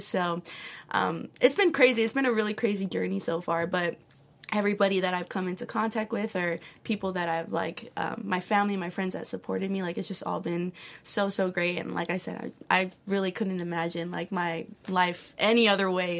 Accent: Hawaii, United States; growing up in Hawaii, it's such a small island

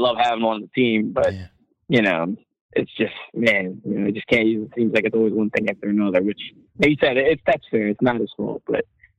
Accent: Philadelphia, Pennsylvania, United States; moved away; I'm originally from the Philadelphia area, so the Cowboys are hated where I'm from.

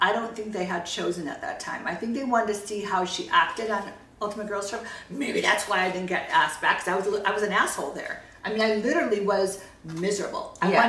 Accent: California, United States; we're down here because we're from Orange County.

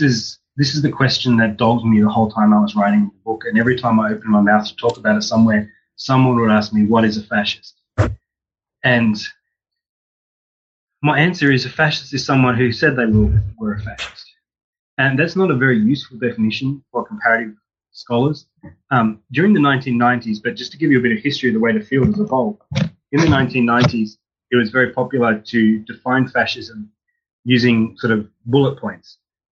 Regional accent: Australia; So I grew up in Australia and went to the University of Sydney.

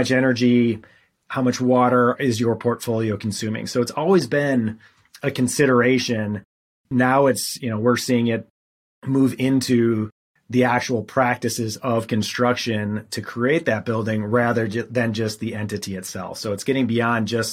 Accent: Wisconsin, United States; moved away as an adult; also born or lived in Charleston, South Carolina; I'm originally from Wisconsin

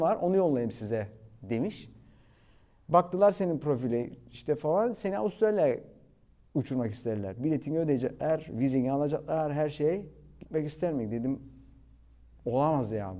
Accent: Cyprus; moved away as an adult; also born or lived in London, United Kingdom / Cardiff, United Kingdom / Ibiza, Spain / Australia; now in Turkey; Kıbrıs'ta doğdum zaten. Yani 22 yaşına kadar Kıbrıs'taydım

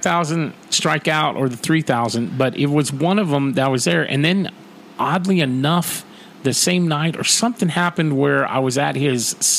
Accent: Iowa, United States; I'm from Iowa.

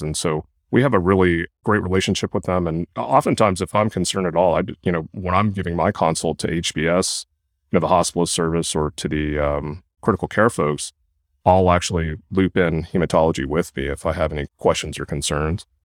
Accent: Kentucky, United States; moved away as an adult; also born or lived in Durham, North Carolina / Stanford, California / Oregon; now in Santa Clara, United States; I grew up in Kentucky

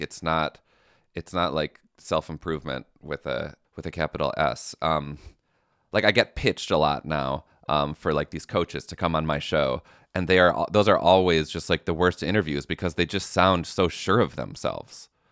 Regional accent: Midwest, United States; I'm from the Midwest

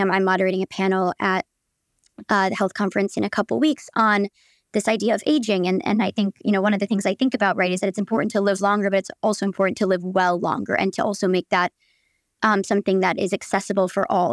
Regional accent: Michigan, United States; moved away as an adult; also born or lived in Chicago; now in New York, United States; from Michigan, but went to school in Chicago

